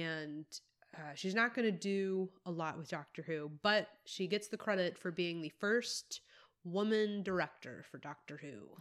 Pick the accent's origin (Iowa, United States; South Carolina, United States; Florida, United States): South Carolina, United States; moved away; also born or lived in Tennessee / Texas; I grew up in South Carolina, but I did a lot of time in, in Tennessee